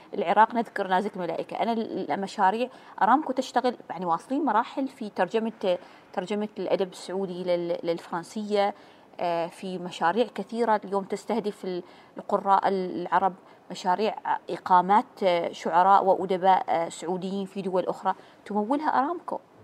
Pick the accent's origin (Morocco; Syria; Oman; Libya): Oman; نحن كعمانيين